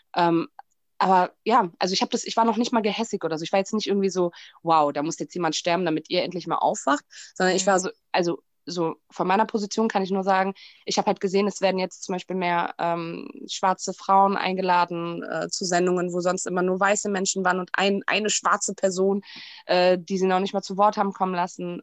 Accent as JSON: {"language": "German", "region": "Berlin", "country": "Germany", "said": "ich bin Berlinerin, das sage ich mal ganz stolz"}